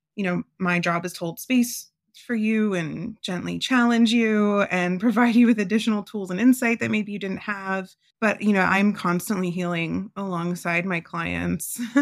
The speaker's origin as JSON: {"language": "English", "region": "Florida", "country": "United States", "moved": "as an adult", "lives_now": "Phoenix, United States", "said": "I'm from Florida, so I'm used to the heat"}